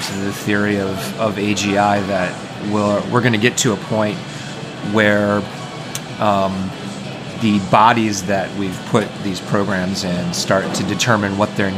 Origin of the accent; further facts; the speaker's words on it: Cambridge, Massachusetts, United States; I'm from Cambridge, Massachusetts